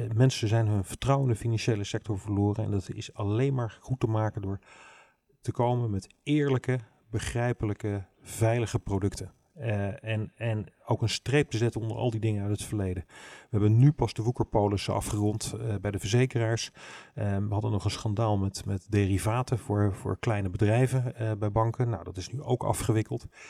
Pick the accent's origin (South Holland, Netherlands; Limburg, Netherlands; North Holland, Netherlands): South Holland, Netherlands; Rotterdam; accent: plat Rotterdams; ik ben wel, wel helemaal opgegroeid in die stad